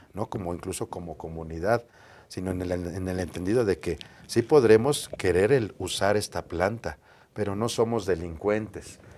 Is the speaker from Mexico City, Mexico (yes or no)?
yes; Mexico City, Mexico; Yo nací aquí en la Ciudad de México